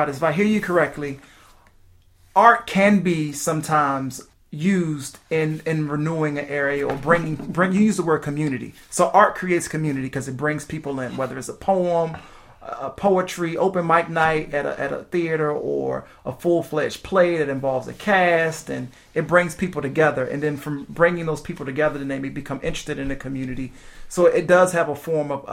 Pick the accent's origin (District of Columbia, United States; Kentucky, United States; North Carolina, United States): District of Columbia, United States; Washington; also born or lived in Anacostia, Washington, D.C.; I grew up in Northwest